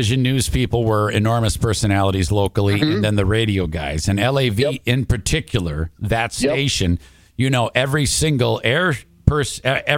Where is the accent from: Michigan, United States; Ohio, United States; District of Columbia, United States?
Michigan, United States; Detroit; now in West Michigan, United States; I grew up in Detroit, where it was similar